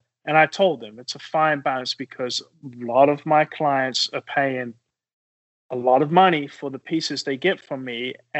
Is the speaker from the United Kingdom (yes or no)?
yes; England, United Kingdom; And I'm from England. It's not a swear word in England.